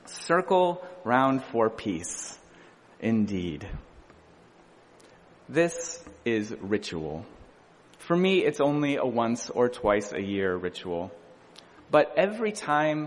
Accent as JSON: {"language": "English", "region": "Midwest", "country": "United States", "tie": "born or raised there", "moved": "as an adult", "lives_now": "Boston, United States", "said": "I was born in the Midwest"}